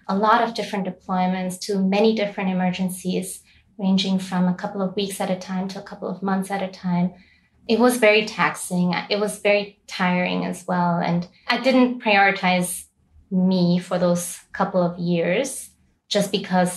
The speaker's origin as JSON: {"language": "English", "country": "Austria", "tie": "born or raised there", "moved": "as an adult", "lives_now": "Lebanon", "said": "I was born and raised in Austria, but my parents are originally from Bangladesh"}